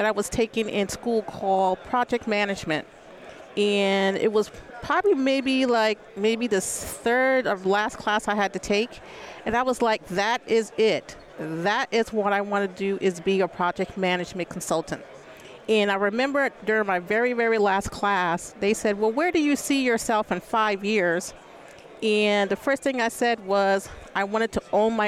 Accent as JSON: {"language": "English", "town": "Albany", "region": "New York", "country": "United States", "tie": "born or raised there", "also_born_or_lived": "Arizona", "moved": "as an adult", "said": "I'm actually born and raised in Albany, New York"}